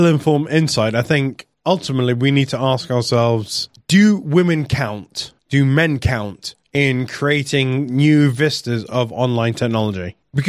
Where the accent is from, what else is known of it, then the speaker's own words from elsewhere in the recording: Wales, United Kingdom; I am Welsh, I am proud, and I work in an industry that doesn't actually have borders.